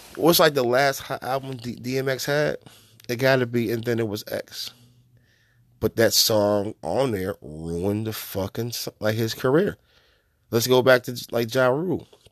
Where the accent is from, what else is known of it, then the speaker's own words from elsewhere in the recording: New York, United States; as a New Yorker